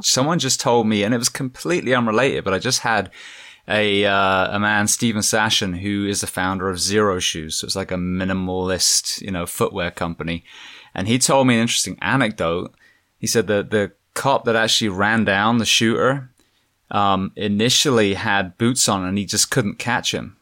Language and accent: English; England, United Kingdom; moved away; growing up in England, we had the I R